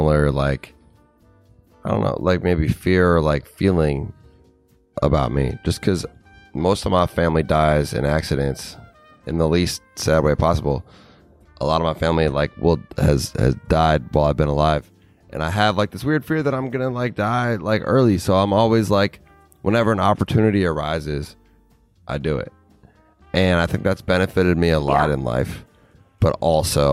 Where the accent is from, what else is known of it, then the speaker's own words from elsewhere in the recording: Minnesota, United States; moved away as an adult; I never thought I was going to leave Minnesota when I was 20